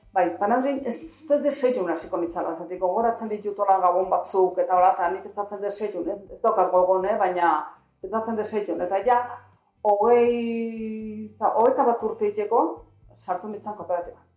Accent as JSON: {"language": "Basque", "town": "Zumarraga", "region": "Basque Country", "country": "Spain", "tie": "born or raised there", "said": "San Gregorio frenten, hor jaio, jaio ginen hor bai"}